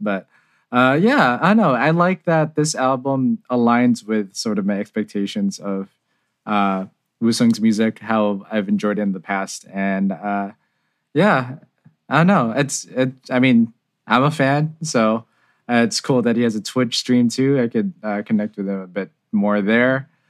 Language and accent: English; San Jose, California, United States; I'm from San Jose, California